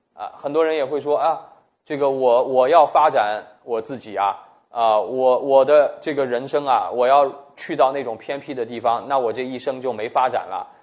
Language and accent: Chinese; China; 我们中国人